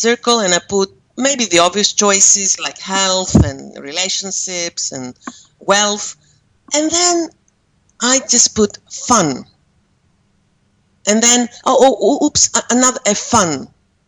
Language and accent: English; Greece; moved away as an adult; also born or lived in Amsterdam, Netherlands; now in Malaysia; I am Greek, and I do live in Malaysia. And I was raised in Greece